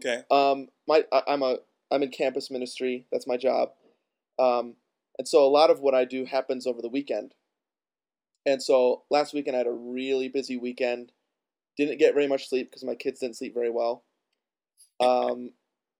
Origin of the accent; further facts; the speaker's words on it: Midwest, United States; also born or lived in Wisconsin; we're both from the Midwest.